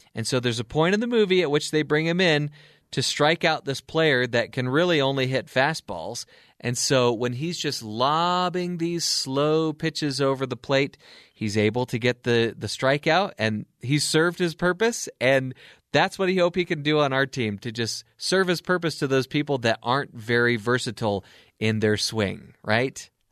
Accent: Anaheim, California, United States; I'm from Anaheim

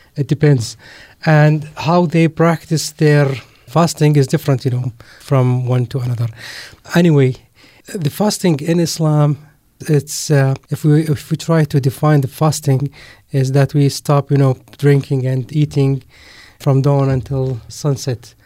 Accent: Mafraq, Mafraq Governorate, Jordan; moved away as an adult; now in Amman, Jordan; My family is from a city called Mafraq

